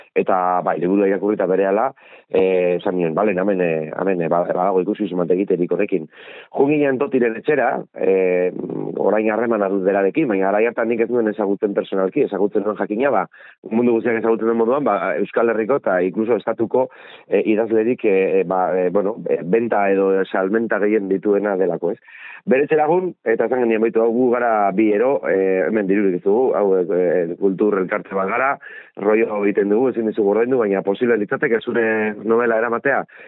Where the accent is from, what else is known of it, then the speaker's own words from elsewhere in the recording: Bergara, Basque Country, Spain; bergararra naiz baina nire familia ardia Donostiarra